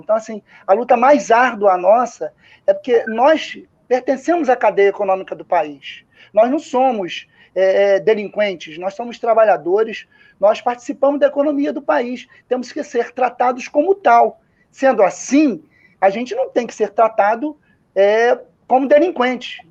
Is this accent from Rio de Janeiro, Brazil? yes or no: yes; Rio de Janeiro, Brazil; Aqui a gente chama de carioca da gema